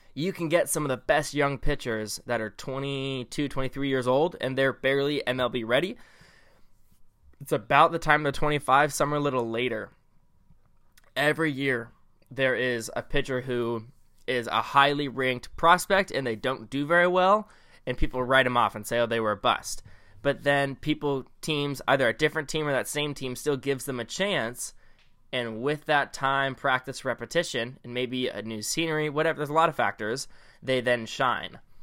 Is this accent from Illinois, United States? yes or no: no; Bay Area, California, United States; we're from the Bay Area